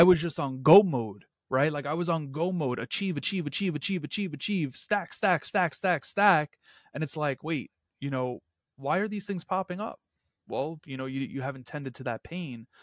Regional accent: New York City, New York, United States; just a kid from Queens. um, someone that inevitably caught the hustler's spirit that fills my hometown streets.

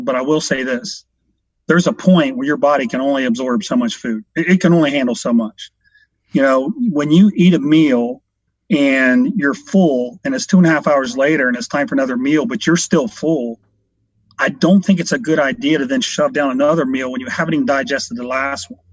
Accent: Washington Court House, Ohio, United States; also born or lived in Columbus, Ohio; From a little small town, uh, Washington Courthouse, about an hour south here in Columbus

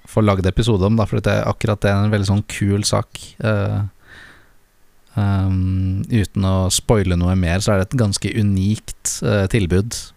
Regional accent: Lier, Buskerud, Norway; nå etter at jeg flytta hjem til eh, Lier igjen

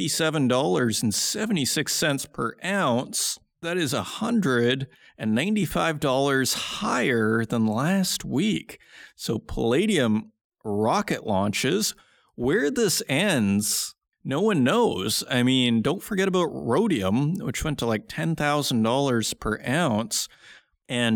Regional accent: Saskatoon, Saskatchewan, Canada; I'm from Saskatoon, Saskatchewan

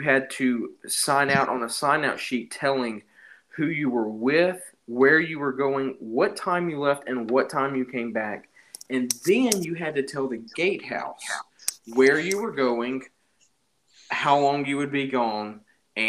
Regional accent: Alabama, United States; I grew up in Alabama

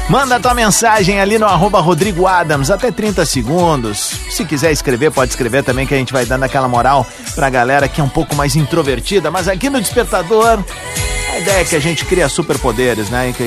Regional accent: Franca, São Paulo, Brazil; Sou de Franca aqui, interior

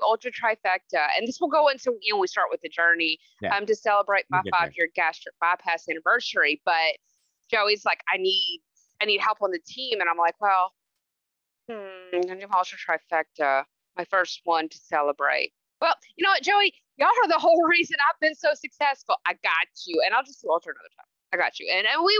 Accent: Memphis, Tennessee, United States; I'm native to humidity. I'm from Memphis, Tennessee.

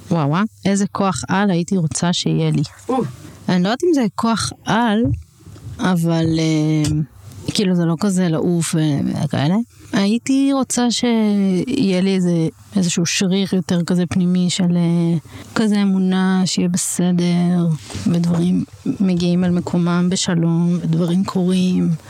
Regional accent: Jerusalem, Jerusalem District, Israel; אני כזה די ירושלמית, נולדתי שם, ואז ההורים שלי עברו ליישוב, להתנחלות. אני גתל"שית, אז אה, זה המקום שלי.

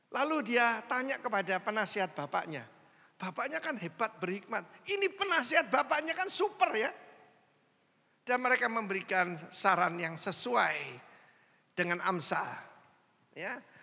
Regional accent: Indonesia; saya orang Indo

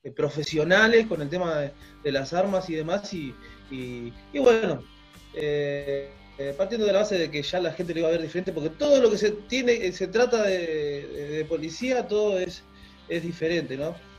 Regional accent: Argentina; somos argentinos, tenemos la misma cultura

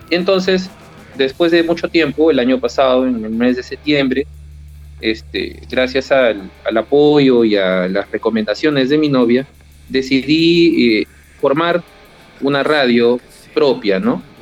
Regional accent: Lima, Peru; Yo tengo 38 años, nací en Lima y vivo en Lima.

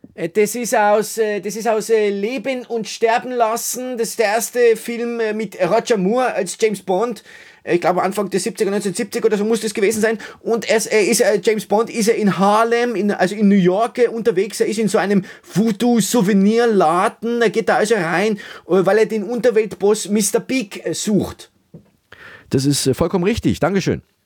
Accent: Austria; bei uns in Österreich

